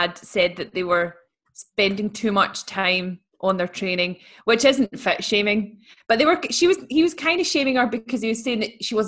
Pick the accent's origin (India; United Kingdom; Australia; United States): United Kingdom; Ayrshire, Scotland; I'm from Ayrshire, which has a population of 300,000.